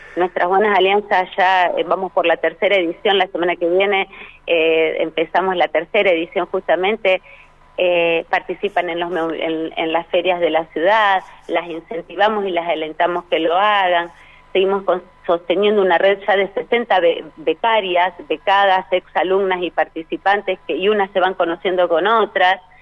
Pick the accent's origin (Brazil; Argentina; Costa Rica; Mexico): Argentina; Rosario, Santa Fe; Soy rosarina